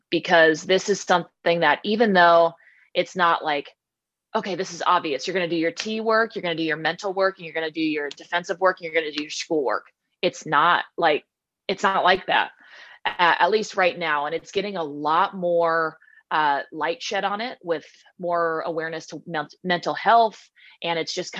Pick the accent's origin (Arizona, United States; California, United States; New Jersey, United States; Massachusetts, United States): California, United States; Southern; also born or lived in Washington; growing up in Southern California